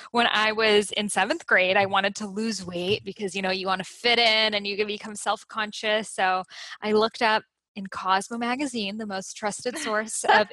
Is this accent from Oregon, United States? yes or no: no; Boston, Massachusetts, United States; English is a second language; I lived in Boston. I grew up in Boston